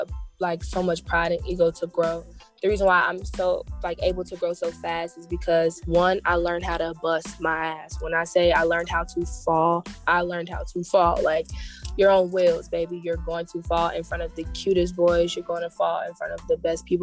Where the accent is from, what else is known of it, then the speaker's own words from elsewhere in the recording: Stone Mountain, Georgia, United States; I'm from Stone Mountain, so yep, straight off exit 5